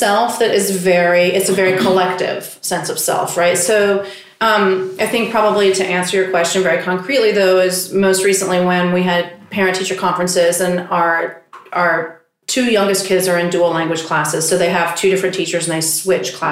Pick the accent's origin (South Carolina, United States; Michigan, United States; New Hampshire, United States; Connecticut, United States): South Carolina, United States; moved away as an adult; now in Queens, New York, United States; I grew up in South Carolina